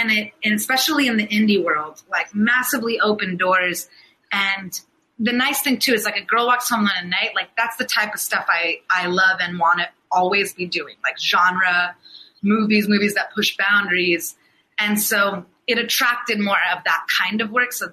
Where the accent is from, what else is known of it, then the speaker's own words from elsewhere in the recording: United States; I'm born and raised here. I'm an American